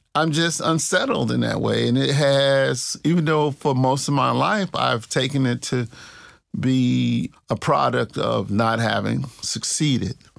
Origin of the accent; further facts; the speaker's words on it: Clarksdale, Mississippi, United States; also born or lived in Tupelo, Mississippi; I grew up in the Delta, the Mississippi Delta. I grew up kinda in two places. I was born in Tupelo, Mississippi